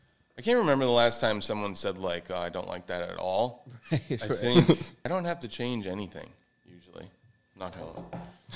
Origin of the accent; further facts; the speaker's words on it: New England, United States; moved away as an adult; now in Florida, United States; I'm from New England, and it's just, there was like 6 feet of snow on the ground, and yeah. I've lived there my whole life.